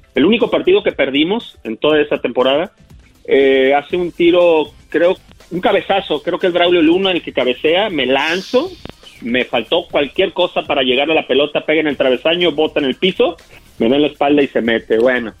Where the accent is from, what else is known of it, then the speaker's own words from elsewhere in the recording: Monterrey, Nuevo León, Mexico; moved away as an adult; also born or lived in Tampico / Guadalajara / Puebla / Celaya; now in Los Angeles, United States; yo nací en Tampico, me crié en Monterrey, Nuevo León